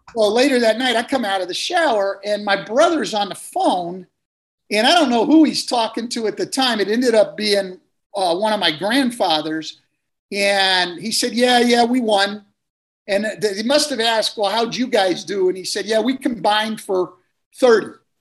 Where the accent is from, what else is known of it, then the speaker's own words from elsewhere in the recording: Bay Area, California, United States; I grew up in the Bay Area